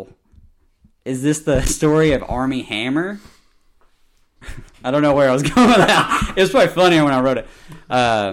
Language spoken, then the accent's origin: English; the South, United States; I'm from the South